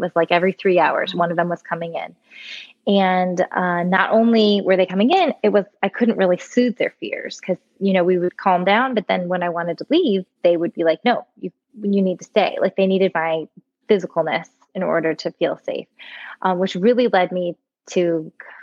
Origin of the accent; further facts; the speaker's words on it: Florida, United States; moved away as an adult; now in Nashville, United States; I am born and raised in Florida, just recently and bitterly moved to Nashville, Tennessee